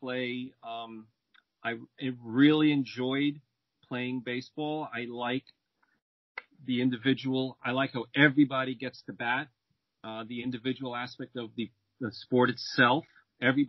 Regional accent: New York, United States; born or raised there; English is a second language; also born or lived in Rome, Italy

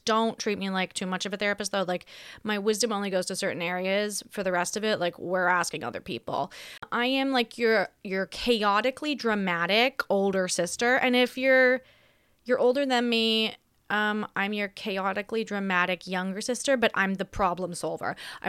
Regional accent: Australia; also born or lived in United States; I am Australian who has predominantly worked in America for the last decade. So my accent is on and off.

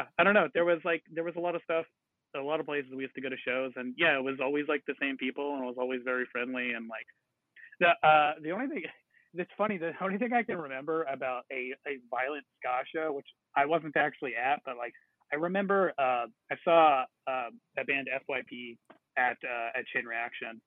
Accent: Huntington Beach, California, United States; growing up in Huntington Beach

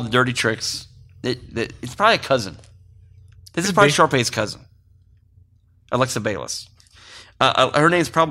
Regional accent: Mountain View, California, United States; And this is growing up in Mountain View. This is how we solved a lot of our problems, too.

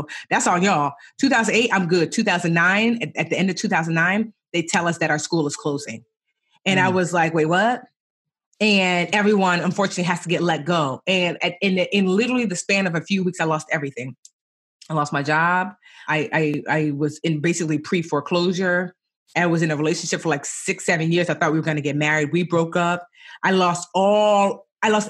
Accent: New Jersey, United States; also born or lived in Roselle, New Jersey; I was born in New Jersey, but my parents were both born and raised in Nigeria

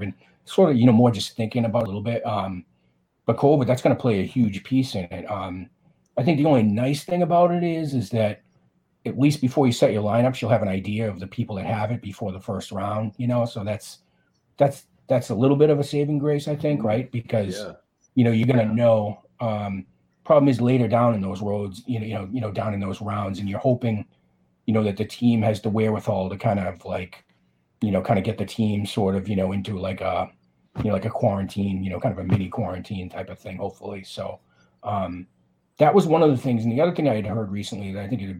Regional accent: Boston, Massachusetts, United States; I'm from Boston

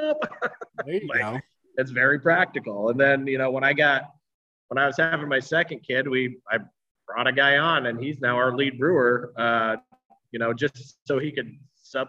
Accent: Troutdale, Oregon, United States; also born or lived in Reno, United States / Costa Rica; I grew up out here in Troutdale.

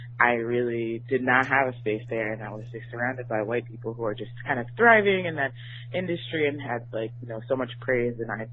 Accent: North Carolina, United States; now in Brooklyn, United States; I'm actually from North Carolina, and I grew up singing like opera and classical music

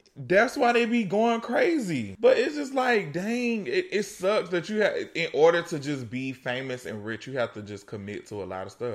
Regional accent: East Coast, United States; I was born on the East Coast

